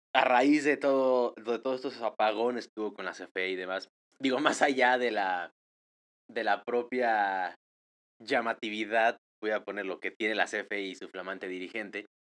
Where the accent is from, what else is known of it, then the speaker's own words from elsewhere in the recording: Mexico; yo vivo en México